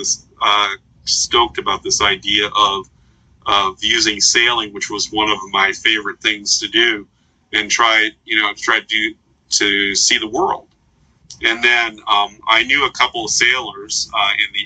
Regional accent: Philadelphia, Pennsylvania, United States; moved away; also born or lived in Minnesota; I grew up in Philadelphia

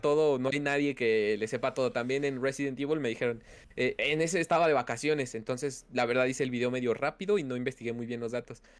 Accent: Mexico City, Mexico; Sí, sí, soy ah, de México. Soy, de hecho, también soy de la Ciudad de México

